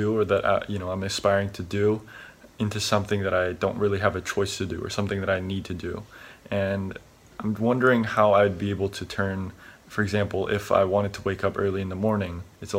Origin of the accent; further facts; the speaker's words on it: San Jose, California, United States; I'm from San Jose, California, and I'm currently a student, or a senior in high school to be more specific.